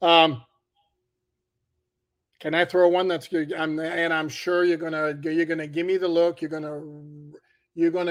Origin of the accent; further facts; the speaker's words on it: Montreal, Quebec, Canada; moved away; Born and raised in Montreal